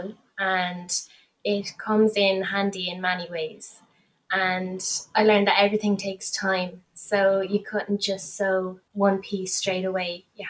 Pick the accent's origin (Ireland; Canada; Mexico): Ireland; Waterford, Munster; I'm from Waterford, Ireland. I'm 15 years old